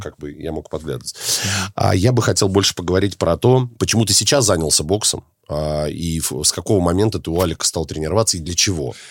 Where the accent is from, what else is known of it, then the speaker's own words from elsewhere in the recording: Minsk, Belarus; из Минска, с моего родного города